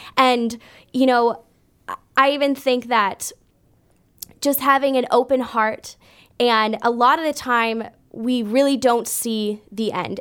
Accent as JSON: {"language": "English", "town": "Brampton", "region": "Ontario", "country": "Canada", "tie": "born or raised there", "also_born_or_lived": "Kansas City, United States", "moved": "as an adult", "said": "I grew up in Brampton"}